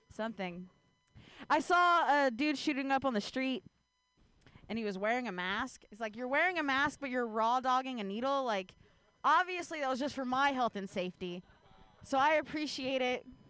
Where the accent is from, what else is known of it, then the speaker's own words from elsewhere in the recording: Ohio, United States; now in San Francisco Bay Area, United States; I grew up in Ohio